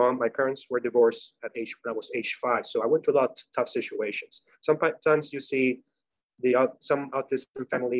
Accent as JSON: {"language": "English", "country": "Puerto Rico", "tie": "born or raised there", "second_language": "English", "moved": "as an adult", "lives_now": "Florida, United States", "said": "Was born and raised in Puerto Rico"}